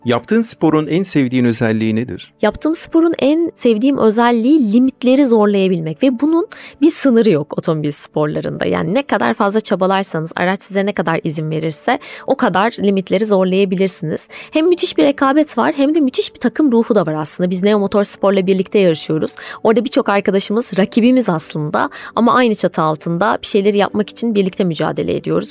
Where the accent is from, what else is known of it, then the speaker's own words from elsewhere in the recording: Bursa, Turkey; Bursa'da yaşıyorum. Bursa doğumluyum.